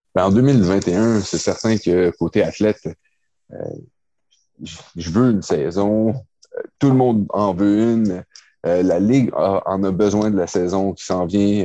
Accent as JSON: {"language": "French", "region": "Quebec", "country": "Canada", "tie": "born or raised there", "said": "j'ai grandi à Québec"}